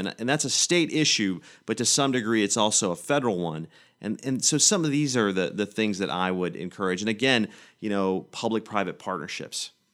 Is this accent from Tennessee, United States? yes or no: yes; Manchester, Tennessee, United States; also born or lived in Hillsboro, Tennessee; now in Nashville, United States; I grew up in Manchester, I grew up in Hillsborough, Tennessee